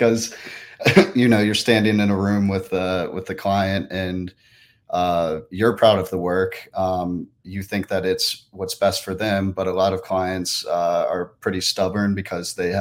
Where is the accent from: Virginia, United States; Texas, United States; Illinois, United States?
Virginia, United States; Richmond; I am from Richmond, Virginia